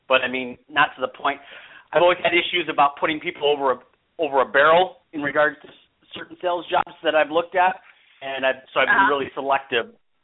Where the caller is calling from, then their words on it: Arizona, United States; Well, I'm calling from Arizona.